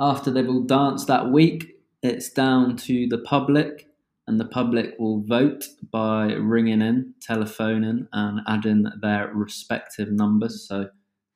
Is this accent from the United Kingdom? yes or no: yes; United Kingdom; accent: British; As one can tell from my accent, I am from the UK